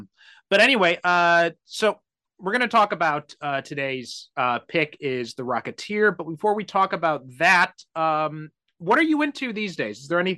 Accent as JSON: {"language": "English", "area": "Chicago northwest suburbs", "region": "Illinois", "country": "United States", "tie": "born or raised there", "said": "I grew up in the Northwest suburbs"}